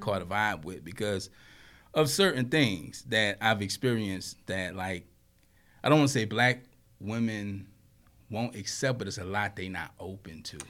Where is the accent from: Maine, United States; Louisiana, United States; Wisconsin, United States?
Louisiana, United States; I grew up in Louisiana, and, you know, down there, it's like a melting pot